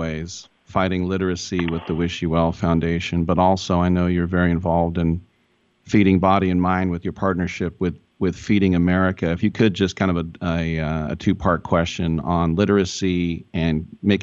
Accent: Richmond, California, United States; I was born in Richmond, California

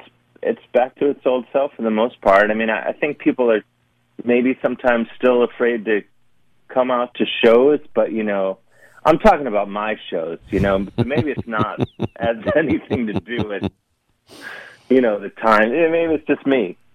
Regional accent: Cleveland, Ohio, United States; Cleveland's magical, you know, it's a hidden gem.

